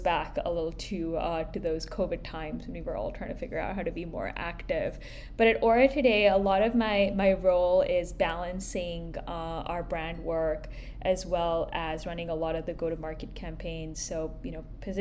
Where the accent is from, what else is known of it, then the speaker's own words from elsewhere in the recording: India; moved away as an adult; also born or lived in Boston; now in New York, United States; I grew up in India